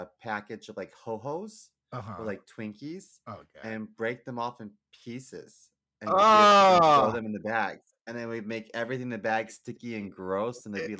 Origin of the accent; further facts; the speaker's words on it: Baltimore, Maryland, United States; Yeah. I grew up in Baltimore City